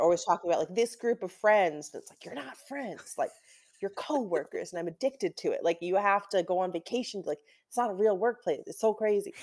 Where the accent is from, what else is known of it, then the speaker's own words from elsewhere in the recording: Newton, Massachusetts, United States; moved away as an adult; also born or lived in Saratoga Springs, New York; now in Los Angeles, United States; I'm from Newton, Massachusetts